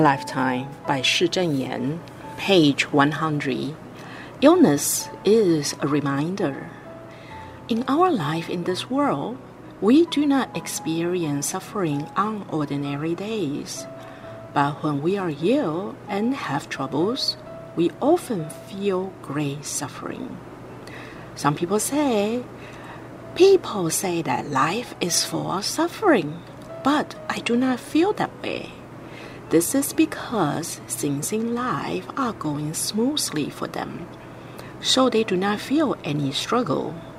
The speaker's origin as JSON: {"language": "English", "town": "Vancouver", "region": "British Columbia", "country": "Canada", "said": "I'm from Vancouver, Canada"}